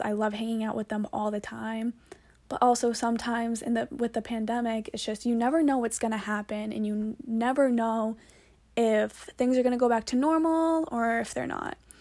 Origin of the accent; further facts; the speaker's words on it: Braintree, Massachusetts, United States; she's from my hometown, actually, shout out to Rose. We're both from Braintree.